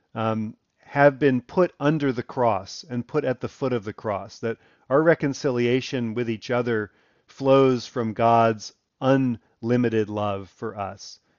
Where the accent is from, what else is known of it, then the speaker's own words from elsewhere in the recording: Elkridge, Maryland, United States; moved away; I grew up in Elkridge, Maryland, first number of years of my life